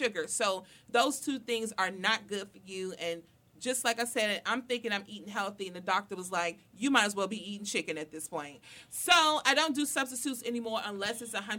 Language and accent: English; Washington, District of Columbia, United States; They know I'm from Southeast